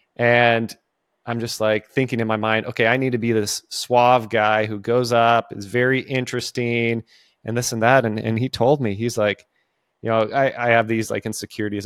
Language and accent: English; California, United States; now in the South, United States; I grew up in California